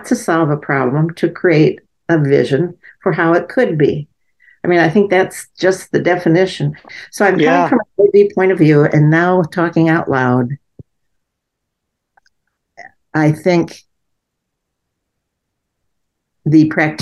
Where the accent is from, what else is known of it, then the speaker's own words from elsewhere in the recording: Gary, Indiana, United States; I grew up in Gary, Indiana, where the black to white ratio was pretty even